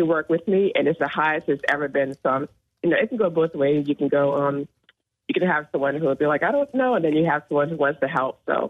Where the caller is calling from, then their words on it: Somerville, United States; I'm calling from Somerville.